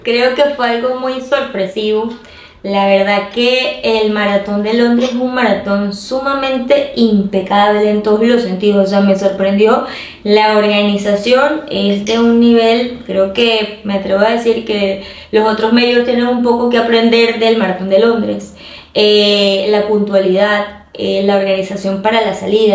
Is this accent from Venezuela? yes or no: yes; Venezuela; fuera de Venezuela, eh, lo iba a hacer en mi país